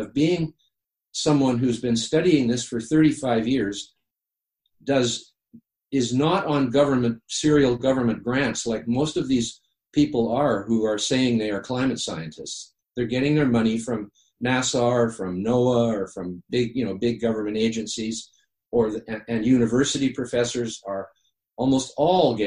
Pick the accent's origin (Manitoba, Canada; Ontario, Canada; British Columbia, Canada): British Columbia, Canada; the Pacific; I grew up on the Pacific